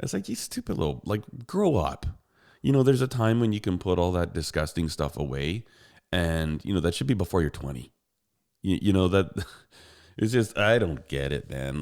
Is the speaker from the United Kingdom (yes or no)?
no; Canada; I'm a Canadian.